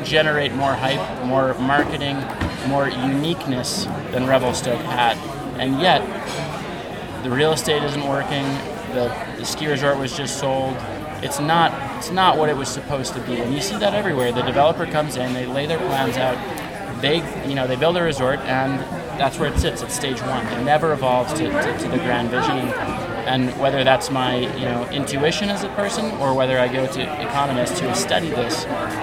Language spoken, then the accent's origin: English; New York City, New York, United States; I come from New York City